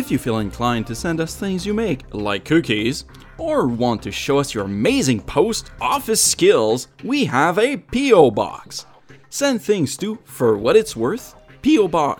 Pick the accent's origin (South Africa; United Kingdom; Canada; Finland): Canada; because I'm Canadian, French-Canadian